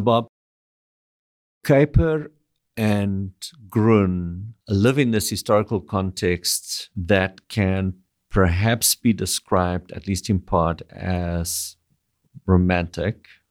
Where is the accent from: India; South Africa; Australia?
South Africa; moved away as an adult; now in Canada; I grew up in South Africa.